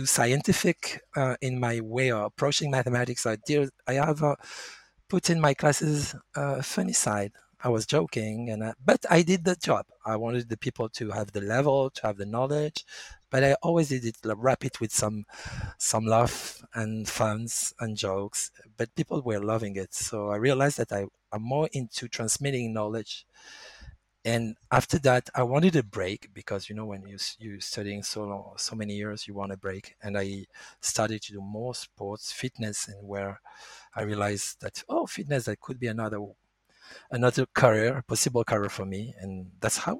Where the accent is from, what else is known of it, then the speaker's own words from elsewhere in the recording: France; English is a second language; also born or lived in Nice; I was born in France. And I've been raised with French culture, going to French school, learning about French